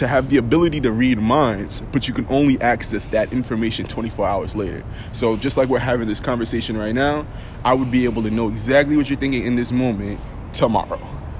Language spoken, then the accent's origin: English; Elmont, New York, United States; also born or lived in Baldwin / Hempstead / Freeport; I'm from Long Island. That's where I spend most of my time. That's where I grew up as a youngin. So I'm repping Long Island. Elmont to be exact, but I bounced around all over. Baldwin, little time in Hempstead, a little time on the edge of Freeport.